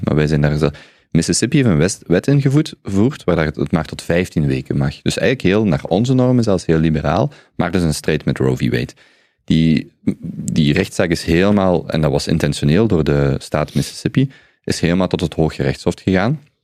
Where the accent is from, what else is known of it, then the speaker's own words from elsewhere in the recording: Belgium; als Belgen